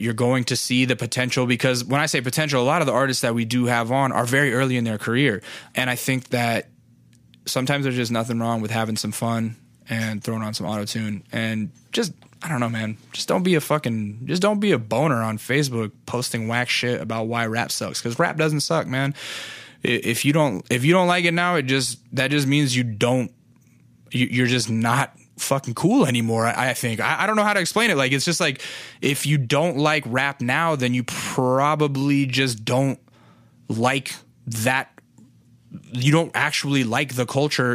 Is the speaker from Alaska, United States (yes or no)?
yes; Alaska, United States; I'm from Alaska